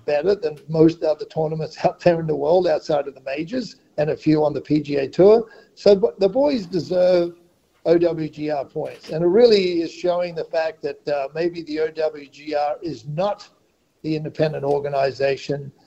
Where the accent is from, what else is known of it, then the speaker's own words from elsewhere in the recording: Great Barrier Reef, Queensland, Australia; I grew up on the Great Barrier Reef